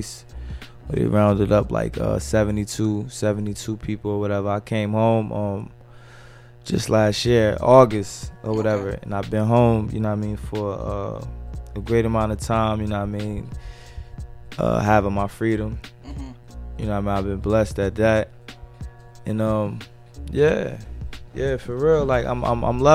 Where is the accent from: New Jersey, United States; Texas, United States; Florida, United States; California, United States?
New Jersey, United States; Newark; I'm from Newark, New Jersey, Brick City